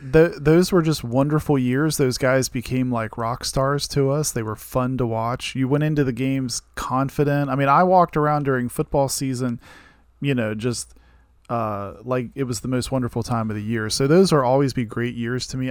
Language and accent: English; Martinsburg, West Virginia, United States; I grew up in Martinsburg in the Eastern Panhandle between Maryland and Virginia